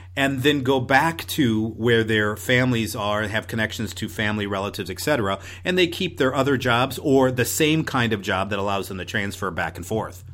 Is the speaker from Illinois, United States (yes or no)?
yes; Chicago, Illinois, United States; moved away as an adult; now in Arizona, United States; I am from Illinois. I am originally a Chicago land person